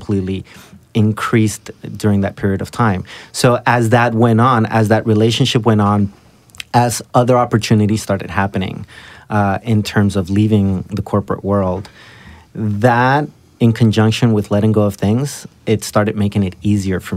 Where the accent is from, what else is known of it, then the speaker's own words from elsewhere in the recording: Burbank, California, United States; I grew up in Burbank, California, which is a nicer area